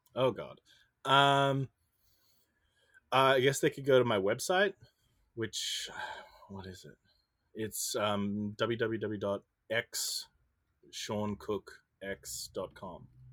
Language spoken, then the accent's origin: English; Brisbane, Queensland, Australia; moved away; I'm from Brisbane, Australia